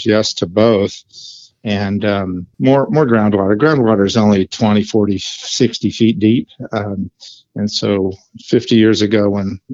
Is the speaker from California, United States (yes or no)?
yes; Ferndale, California, United States; moved away as an adult; now in Crescent City, United States; I originally grew up in Humboldt County, just south of us, 100 miles away